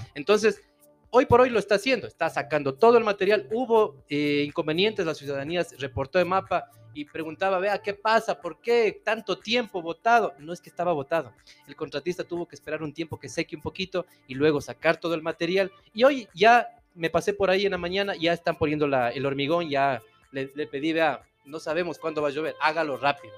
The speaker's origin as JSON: {"language": "Spanish", "town": "Puyo", "region": "Pastaza", "country": "Ecuador", "moved": "as an adult", "lives_now": "Ambato, Ecuador", "said": "yo soy de la provincia de Pastaza, soy del Puyo"}